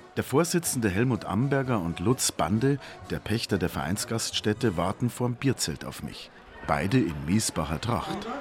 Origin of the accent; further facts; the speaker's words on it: Landshut, Bavaria, Germany; moved away as an adult; now in Berlin, Germany; der Max, der Rolf und ich sind alte Schulfreunde aus Landshut in Niederbayern